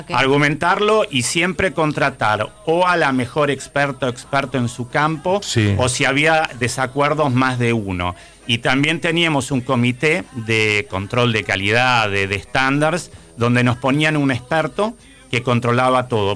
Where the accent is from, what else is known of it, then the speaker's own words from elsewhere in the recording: Salta, Argentina; Yo crecí en Salta